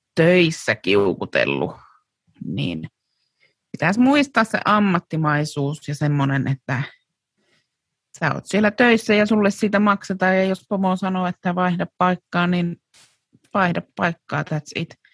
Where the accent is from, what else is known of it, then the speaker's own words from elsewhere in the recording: Kuopio, North Savo, Finland; me oltiin Euromarketissa silloin Kuopiossa